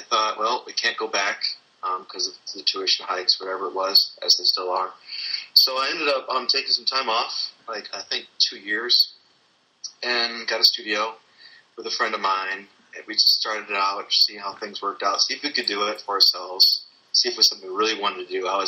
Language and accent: English; just outside of Chicago, Illinois, United States; I'm homegrown right here in Illinois. So I grew up just outside of Chicago.